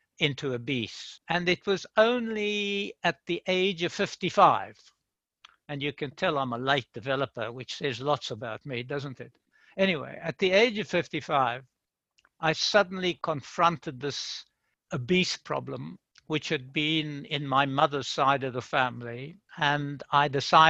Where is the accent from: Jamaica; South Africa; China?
South Africa; Free State; moved away; I was born in South Africa in the Free State, way out in the farms